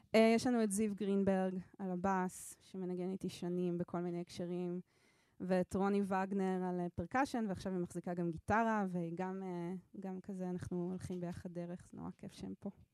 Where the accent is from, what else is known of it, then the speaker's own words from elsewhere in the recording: Ramat Gan, Tel Aviv District, Israel; also born or lived in Jerusalem / Switzerland / New York; now in Jaffa, Israel; נולדתי בירושלים, גדלתי ברמת גן, תל אביב